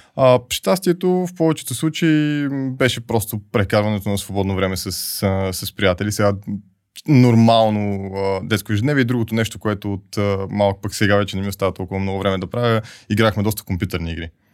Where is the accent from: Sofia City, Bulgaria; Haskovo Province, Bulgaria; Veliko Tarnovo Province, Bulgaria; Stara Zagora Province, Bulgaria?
Sofia City, Bulgaria; Sofia; Роден съм в София, макар че може би първите 7-8 години от живота си приоритетно през повечето време а, прекарвах при баба си и дядо си на село.